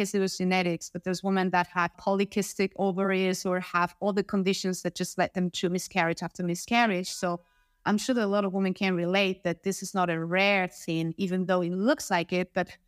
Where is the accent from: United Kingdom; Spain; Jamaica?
Spain; I come from Spain in Europe, and I work in sales.